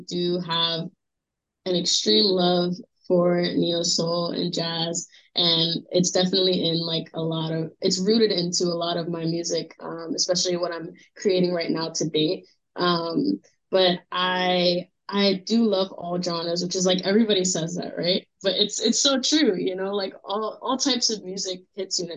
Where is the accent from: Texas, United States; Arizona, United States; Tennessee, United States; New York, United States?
New York, United States; New York City; I'm born and raised from Brooklyn, New York